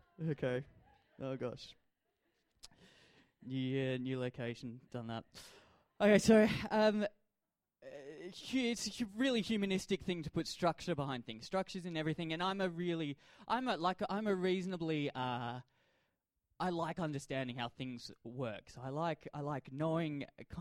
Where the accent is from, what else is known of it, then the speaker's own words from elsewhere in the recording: Adelaide, South Australia, Australia; I grew up in Adelaide and I support the Adelaide Crows